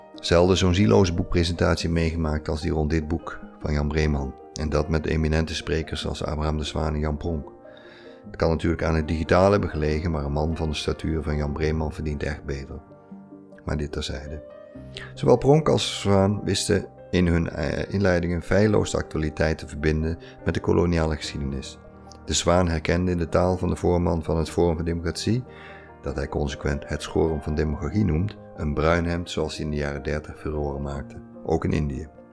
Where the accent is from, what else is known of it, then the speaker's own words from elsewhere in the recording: Netherlands; wij Nederlanders